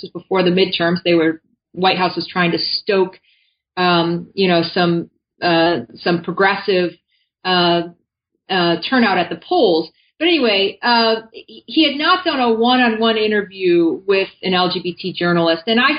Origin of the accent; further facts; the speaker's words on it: Michigan, United States; You know, I'm a sort of white middle-class American. I grew up in Michigan and very aware of the privileges that I had being born, to white middle-class parents.